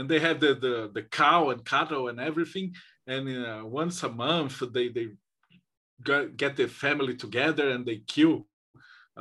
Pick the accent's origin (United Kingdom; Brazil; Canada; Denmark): Brazil; I'm from Brazil